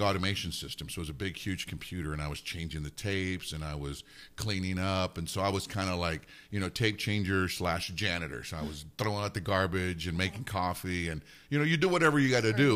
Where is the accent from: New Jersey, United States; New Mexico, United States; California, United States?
New Mexico, United States; Alamogordo; also born or lived in Nuremberg, Germany; originally I'm from Alamogordo. That's where I grew up